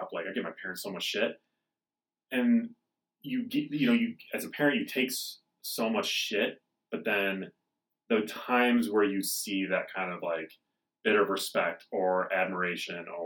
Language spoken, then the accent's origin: English; Midwest, United States; now in Denver, United States; I'm from the Midwest